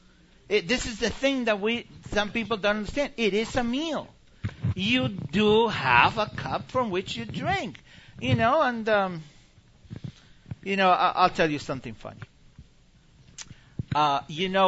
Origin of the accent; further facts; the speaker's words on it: Argentina; moved away; I grew up in Argentina.